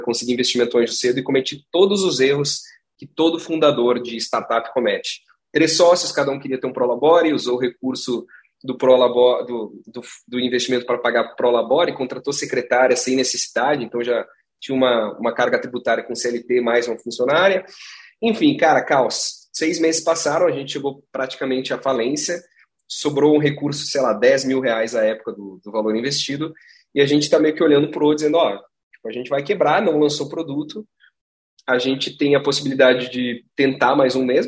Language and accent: Portuguese; Gramado, Rio Grande do Sul, Brazil; Eu sou de Gramado, cara, eu sou nascido e criado.